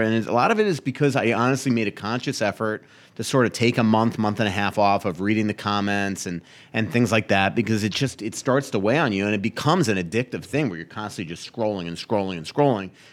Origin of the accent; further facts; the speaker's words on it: Florida, United States; moved away as an adult; also born or lived in New York; now in Minnesota, United States; a Floridian hockey writer